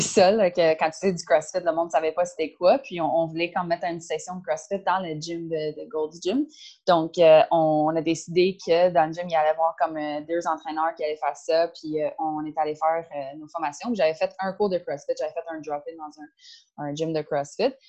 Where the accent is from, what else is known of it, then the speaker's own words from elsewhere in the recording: Caledon, Ontario, Canada; French is a second language; moved away as an adult; now in Montreal, Canada; moi, je viens de Ontario. j'ai euh, j'ai grandi, euh, grandi à l'extérieur de Toronto